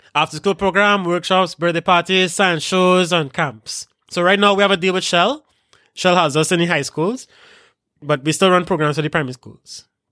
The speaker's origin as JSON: {"language": "English", "country": "Trinidad & Tobago"}